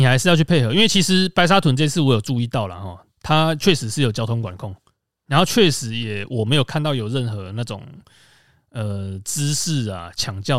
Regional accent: central Taiwan, Taiwan; 我觉得这个问题可能是我们中部人比较感受明显吧。

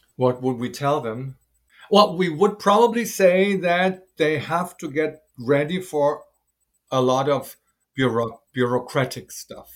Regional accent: Germany; moved away as an adult; now in Taiwan; I'm from German

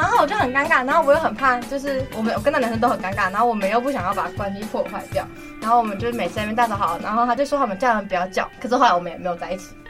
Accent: Hualien, Hualien County, Taiwan; 我小，国小是在花莲市

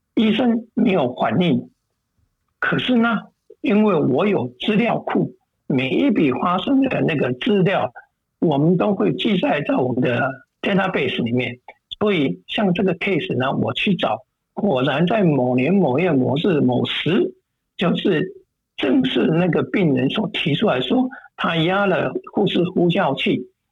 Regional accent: Taichung, Taiwan; now in United States; 这家医院就是在台中我的家乡的那个

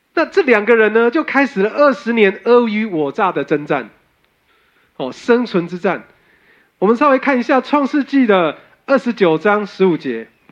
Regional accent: Taiwan; 我们台湾人热爱修补

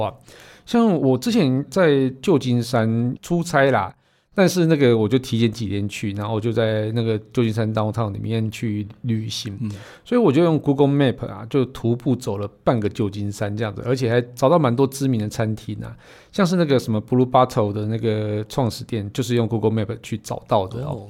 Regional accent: Yilan County, Taiwan; 我们宜兰人可以一只手撑伞，一只手骑摩托车

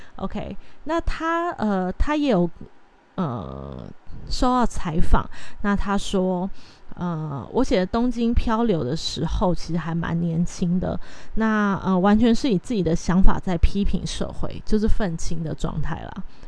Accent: Taiwan; 如果还在台湾的话，其实日式教育会对，呃， 是一直到我这一代都可能还是会有稍微的接触

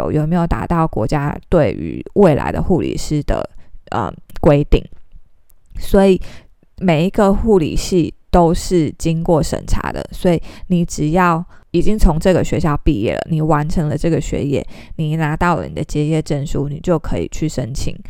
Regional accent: Taiwan; 但是以我们是台湾人啊，或者是其他非英文为母语的国家的话，你都需要特别去考留学考试

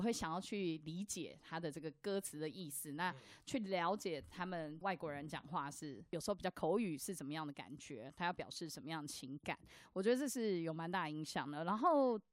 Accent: Taiwan; also born or lived in Japan; 当年应该要叫我爸不要回来台湾的

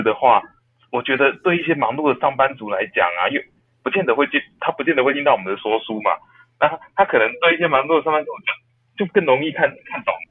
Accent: Taiwan; 我们台湾人

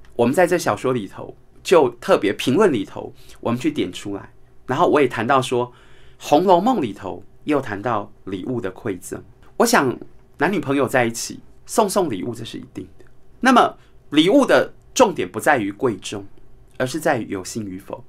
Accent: Taiwan; 我们台湾人有句话说

